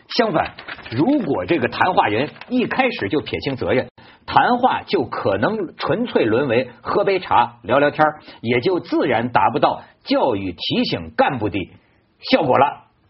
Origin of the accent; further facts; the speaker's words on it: China; 我我以我一个中国人呐